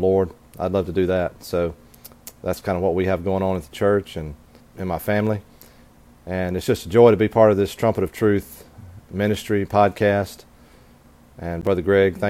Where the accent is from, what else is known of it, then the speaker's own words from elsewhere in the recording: Pontotoc, Mississippi, United States; I'm from Pontotoc, Mississippi